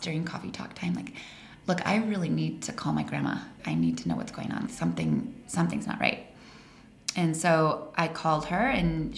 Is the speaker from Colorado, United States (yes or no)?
yes; Colorado, United States; moved away as an adult; also born or lived in Arizona; I grew up in Colorado.